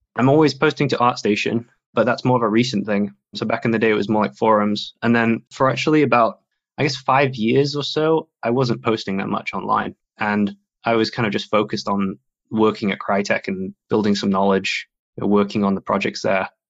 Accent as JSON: {"language": "English", "town": "Sheffield", "region": "Yorkshire and the Humber", "country": "United Kingdom", "tie": "born or raised there", "also_born_or_lived": "Frankfurt, Germany", "moved": "as an adult", "lives_now": "Germany", "said": "I was in Sheffield. That's where I grew up. It's my hometown, and then moved to Frankfurt."}